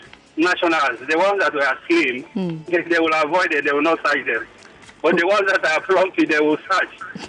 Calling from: Nigeria; I'm calling from Nigeria.

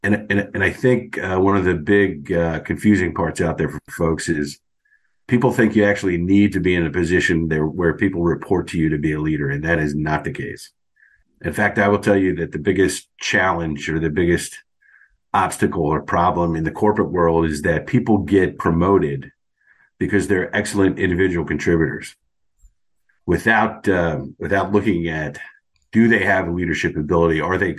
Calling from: Virginia, United States; Northern Virginia.

